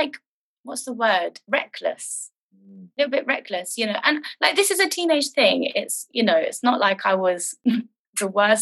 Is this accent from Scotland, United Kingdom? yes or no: no; London, United Kingdom; I grew up in London. North London.